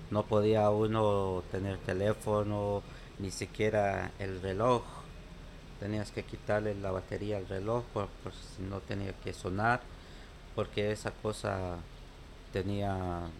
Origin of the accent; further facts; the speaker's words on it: Guatemala; now in New York, United States; Los, compañeros míos que salimos de Guatemala éramos tres del mismo pueblo.